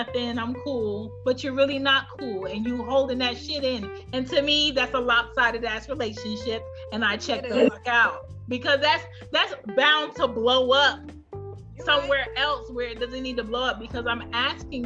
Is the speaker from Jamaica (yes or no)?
yes; Jamaica; me being Jamaican